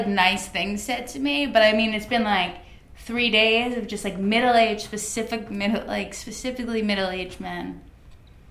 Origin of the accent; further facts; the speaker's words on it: New York suburbs, United States; I grew up in New York. I have a brother